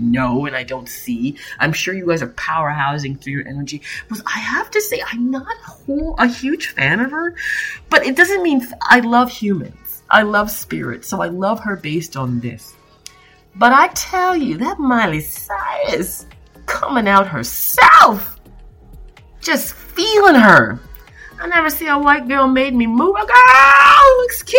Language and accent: English; Toronto, Ontario, Canada; also born or lived in Niagara Falls; I was born in Toronto, Canada. I went to Corvette Junior Prentice School, Robert Service. I went to, Wexford High School. I went to Etobicoke School of the Arts.